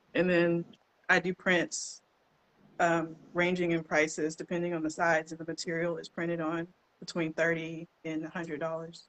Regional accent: Shreveport, Louisiana, United States; I was born and raised in Shreveport. Been here all my life.

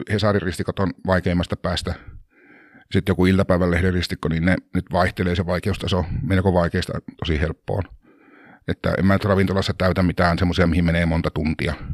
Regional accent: Lappea, Lapland, Finland; Mä oon kotoisin ihan Pohjois-Suomesta tuolta Tuurneodaalin Torniokilaaksosta. Lappean kylä, se on noin 25-30 kilsaa kolarista alaspäin tai siis eteläänpäin.

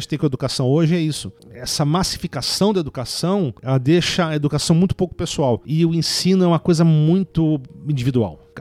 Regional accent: Brasília, Federal District, Brazil; eu não sou de São Paulo, né? Eu sou nascido em Brasília

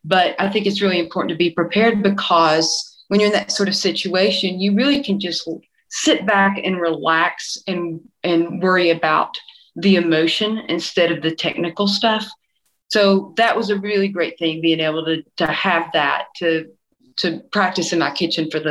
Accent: East Tennessee, United States; I'm from East Tennessee. And so in East Tennessee, you usually grow up listening to gospel music, country, bluegrass, blues

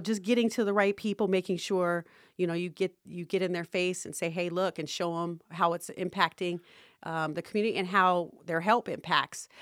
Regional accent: Las Vegas, Nevada, United States; I grew up in Las Vegas

